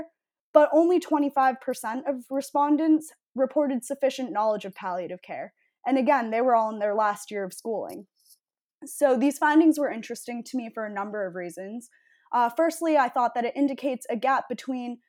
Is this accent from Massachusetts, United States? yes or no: yes; Needham, Massachusetts, United States; I'm from Needham, Massachusetts